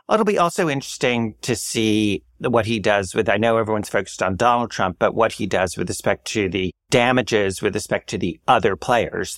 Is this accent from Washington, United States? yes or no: no; New York City, New York, United States; as a New Yorker